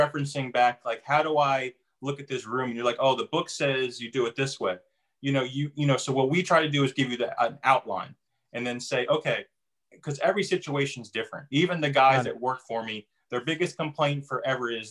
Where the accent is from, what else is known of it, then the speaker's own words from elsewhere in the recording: New Jersey, United States; now in North Carolina, United States; originally I'm from New Jersey